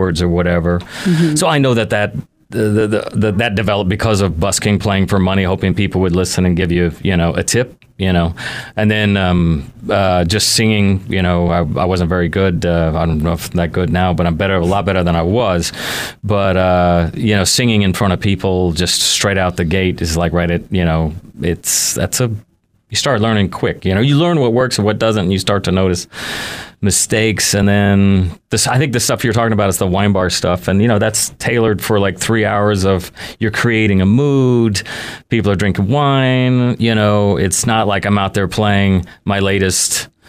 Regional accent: Houston, Texas, United States; also born or lived in California; I'm really from Houston

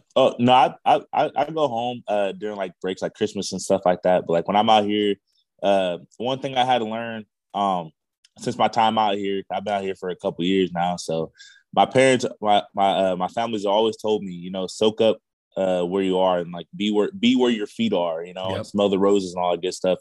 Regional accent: Visalia, California, United States; moved away as an adult; also born or lived in Los Angeles, California; now in Honolulu, United States; I had moved originally moved to Visalia uh, after my mom had uh, passed away when I was the age seven.

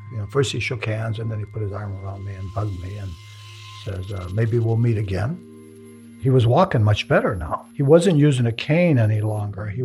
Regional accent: the South, United States; But that was part of the ritual of growing up in the South.

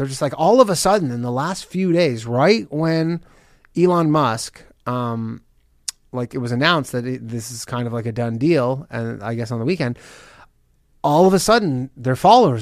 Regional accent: Canada; I'm Canadian

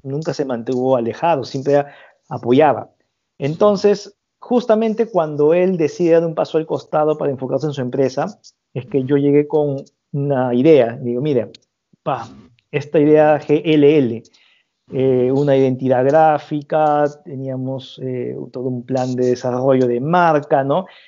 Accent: Peru

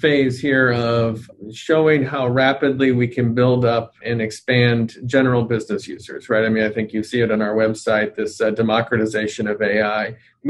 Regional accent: United States; I'm, you know, we're obviously American here

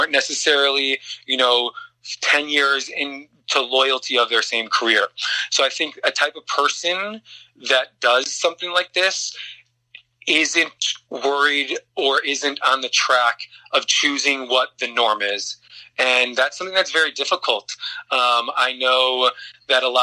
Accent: Chicago, Illinois, United States; moved away; I'm from the Midwest. I'm from the Chicagoland area.

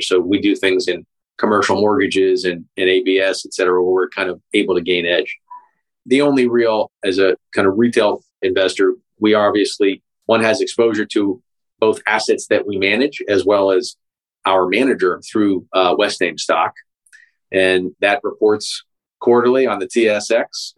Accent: Pittsburgh, Pennsylvania, United States; my hometown in Pittsburgh

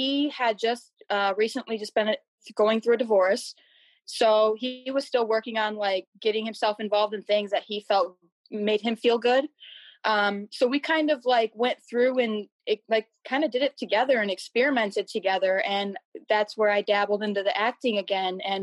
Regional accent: Macomb County, Michigan, United States; I'm from Michigan. I grew up in Macomb County, which is right next door.

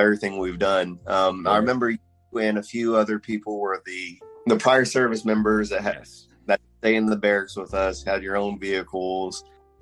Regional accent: Houston, Texas, United States; also born or lived in Philippines; Houston, Texas is my home, but I'm imported from the Philippines. But from my accent, as you can tell, I was raised here.

